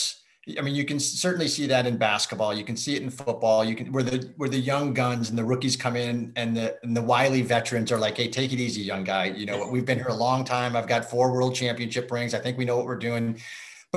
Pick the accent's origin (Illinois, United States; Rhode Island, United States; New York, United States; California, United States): Illinois, United States; Chicago; I grew up in Chicago